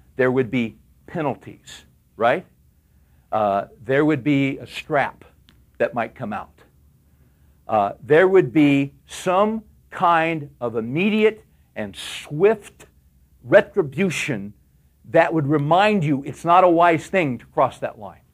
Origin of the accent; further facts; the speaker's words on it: California, United States; I grew up in California